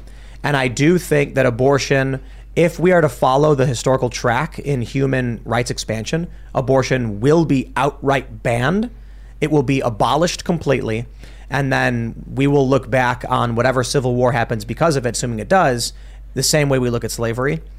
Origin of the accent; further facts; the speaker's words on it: Chicago, Illinois, United States; moved away; growing up in Chicago